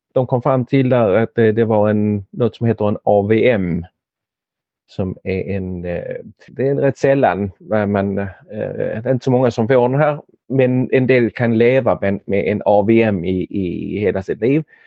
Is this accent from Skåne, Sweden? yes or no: yes; Helsingborg, Skåne, Sweden; moved away as an adult; now in Denmark; Jag är född i Danmark men har växt upp i Helsingborg